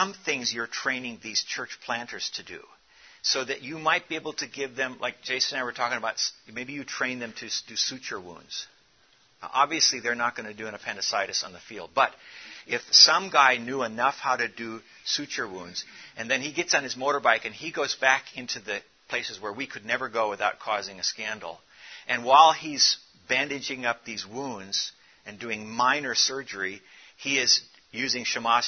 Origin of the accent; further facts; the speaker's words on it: South Africa; But what my experience is growing up in Africa, I'm from South Africa